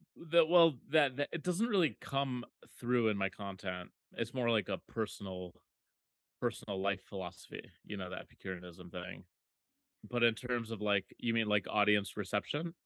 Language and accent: English; Minneapolis, Minnesota, United States; moved away; Minneapolis is my hometown